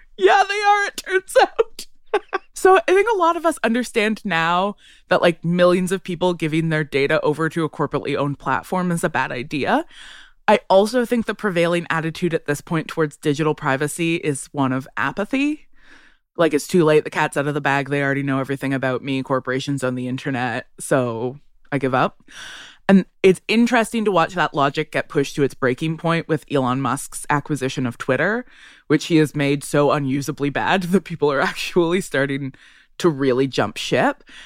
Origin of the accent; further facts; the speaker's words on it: Ottawa, Ontario, Canada; I grew up in Ottawa